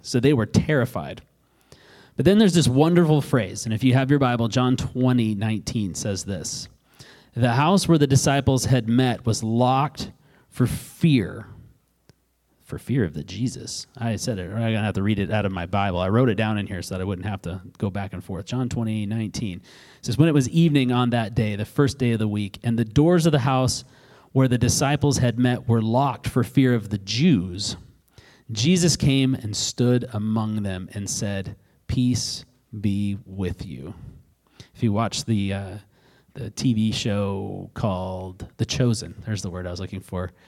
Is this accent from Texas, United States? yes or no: no; Alaska, United States; I grew up in Alaska and I grew up on a river and I grew up with a fishing pole in my mouth